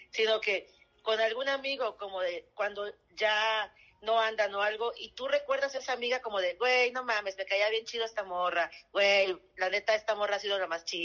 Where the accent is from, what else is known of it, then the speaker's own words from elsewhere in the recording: Veracruz, Mexico; also born or lived in Chihuahua; yo soy de provincia, soy de Veracruz y mitad Chihuahua.